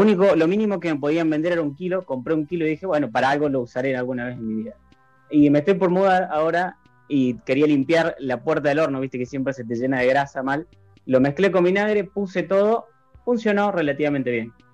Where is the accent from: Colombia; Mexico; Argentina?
Argentina; La Rioja; now in Córdoba, Argentina; soy de La Rioja, pero vivo en Córdoba y estudié